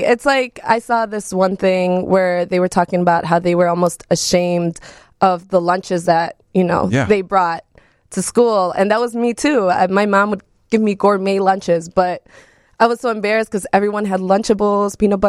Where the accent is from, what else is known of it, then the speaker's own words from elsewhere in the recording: Wisconsin, United States; first language Spanish; English is a second language; also born or lived in Mexico; So I was born in Mexico when I was born. But I was brought over to Wisconsin when I was 3 years old. So Spanish was my first language, but I speak better English